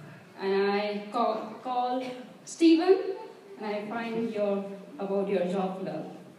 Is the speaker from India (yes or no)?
yes; India; moved away as an adult; now in London, United Kingdom; I'm coming from India